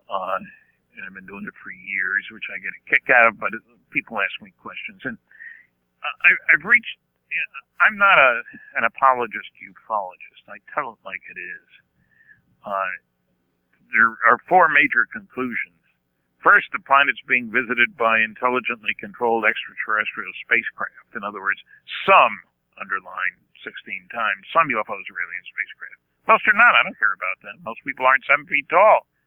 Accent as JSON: {"language": "English", "region": "California", "country": "United States", "said": "You know, I'm a cheapskate from California."}